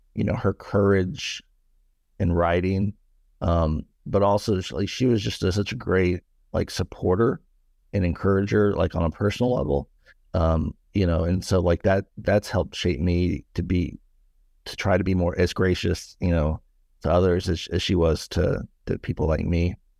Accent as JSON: {"language": "English", "town": "Nashville", "region": "Tennessee", "country": "United States", "tie": "born or raised there", "said": "I was born and raised in the Buckle of the Bible Belt, uh, here in Nashville, Tennessee"}